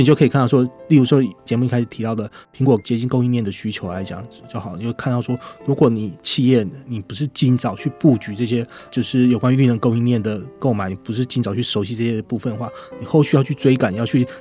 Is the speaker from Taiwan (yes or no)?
yes; Taiwan; 我们台湾